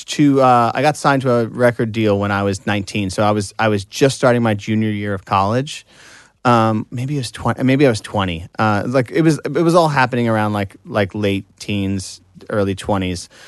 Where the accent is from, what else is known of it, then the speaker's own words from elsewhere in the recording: Long Island, New York, United States; I'm from Long Island